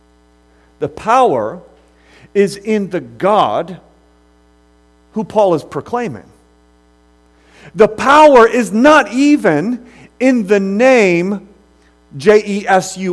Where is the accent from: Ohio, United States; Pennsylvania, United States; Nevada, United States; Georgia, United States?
Ohio, United States; Akron; moved away; I'm from originally from Akron, Ohio